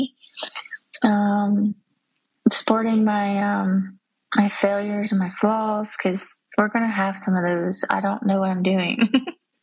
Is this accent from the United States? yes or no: yes; Georgia, United States; moved away as an adult; now in South Carolina, United States; I was born and raised in Georgia.